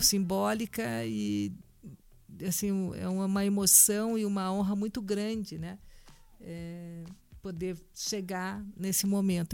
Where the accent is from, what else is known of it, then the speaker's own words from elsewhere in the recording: Brazil; sendo brasileira